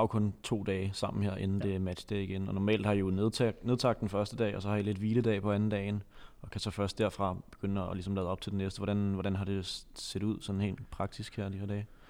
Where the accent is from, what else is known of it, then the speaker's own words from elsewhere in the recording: Copenhagen, Capital Region of Denmark, Denmark; mit snæversynede sådan københavnerhoved